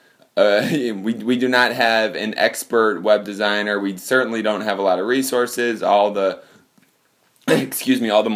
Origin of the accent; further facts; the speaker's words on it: Michigan, United States; moved away; that's my home state